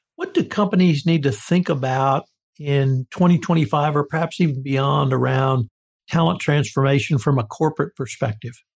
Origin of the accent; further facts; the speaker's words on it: the South, United States; I'm a Southerner. I grew up in the South